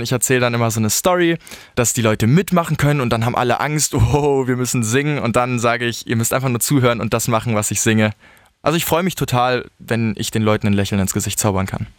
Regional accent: Portugal; now in Altensteig, Germany; ich bin in Portugal aufgewachsen.

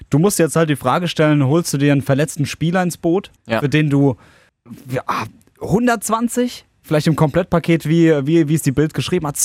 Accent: Italy; Ihr habt es gehört, Francesco, ich bin Italiener.

